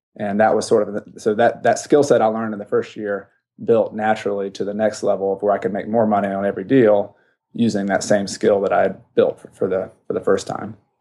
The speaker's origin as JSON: {"language": "English", "region": "the South", "country": "United States", "tie": "born or raised there", "said": "I grew up in the South"}